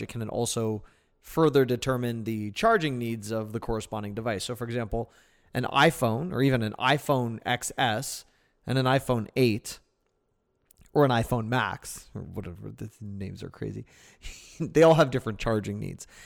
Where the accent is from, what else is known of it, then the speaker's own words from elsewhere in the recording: Canada; I'm Canadian